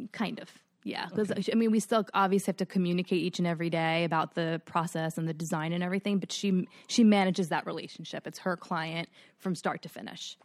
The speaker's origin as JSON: {"language": "English", "town": "New York City", "region": "New York", "country": "United States", "tie": "born or raised there", "also_born_or_lived": "Forest Hills / Long Island", "said": "born and raised in Queens"}